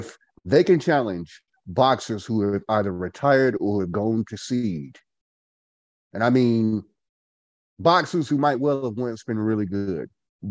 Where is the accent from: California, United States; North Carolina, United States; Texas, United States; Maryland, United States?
North Carolina, United States; Goldsboro; I am from Goldsboro, North Carolina